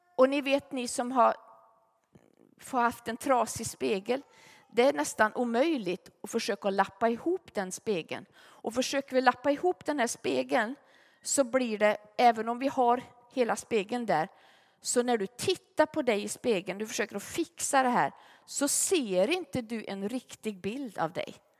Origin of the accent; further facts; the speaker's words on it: Gunnarskog, Värmland, Sweden; vi hade en i församlingen hemma i Gunnarskog